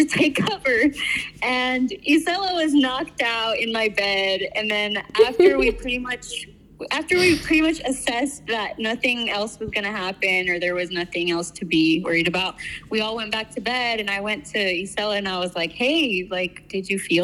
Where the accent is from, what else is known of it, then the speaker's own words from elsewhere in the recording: Los Angeles, California, United States; also born or lived in San Francisco; I used to live in San Francisco, but I'm originally from Los Angeles.